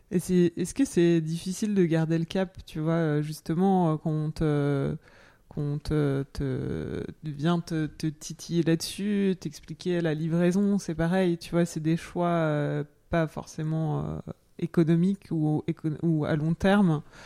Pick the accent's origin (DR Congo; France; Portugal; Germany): France; Jura, Bourgogne-Franche-Comté; je suis du Jura